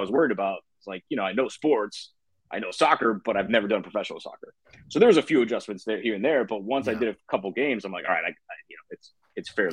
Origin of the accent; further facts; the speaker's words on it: Miami, Florida, United States; I'm born and raised in Miami. You know, went to Columbus High School down there in Miami, Florida